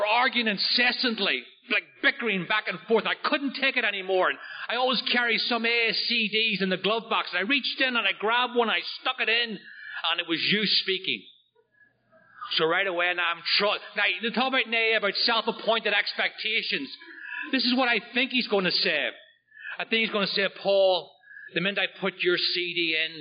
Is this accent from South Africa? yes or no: no; just outside of Belfast, Northern Ireland, United Kingdom; now in Oceanside, New York, United States; I'm from Northern Ireland. I grew up just outside of Belfast